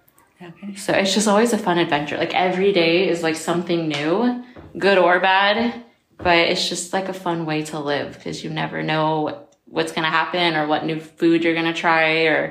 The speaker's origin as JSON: {"language": "English", "town": "Seattle", "region": "Washington", "country": "United States", "also_born_or_lived": "Guam / Florida / California / Japan", "said": "So I'm from, I just say Seattle, okay. The peninsula, yeah. If you don't like Seattle. So I was born in Guam, and we lived like in Florida and California. And then I went to high school in Japan, and where I graduated."}